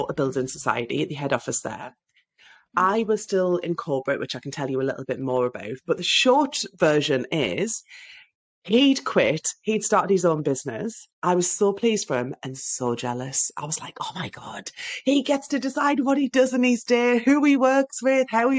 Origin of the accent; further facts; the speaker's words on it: Sunderland, North East England, United Kingdom; now in Oxfordshire, United Kingdom; You will hear from my accent, no doubt, that I'm from the northeast of England, from Sunderland. Yeah. And I now live in the southeast.